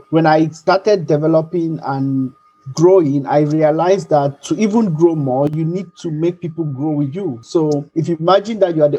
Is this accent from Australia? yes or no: no; Nigeria; also born or lived in Cameroon; So I'm Nigerian. I was born in Cameroon, so my parents were there, and I grew up with a big family.